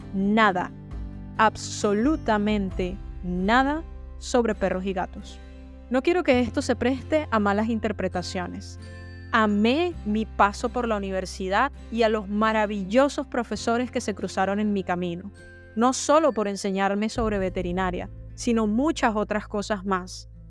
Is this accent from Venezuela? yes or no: yes; Venezuela; una de las cinco facultades que ofrecía la carrera de veterinaria en mi país, Venezuela